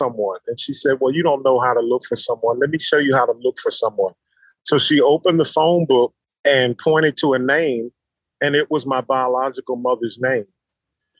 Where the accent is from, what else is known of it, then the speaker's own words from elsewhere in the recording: Philadelphia, Pennsylvania, United States; now in North Carolina, United States; I currently live in North Carolina. I'm originally from Philadelphia, Pennsylvania